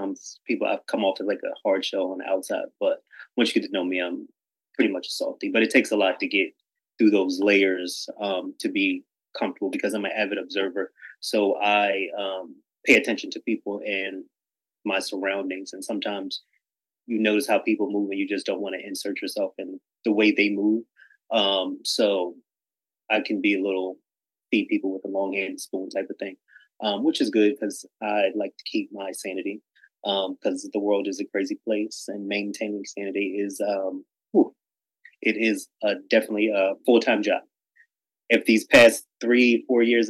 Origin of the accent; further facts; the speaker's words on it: Delaware, United States; also born or lived in New York; I grew up in Delaware, but I was born in New York.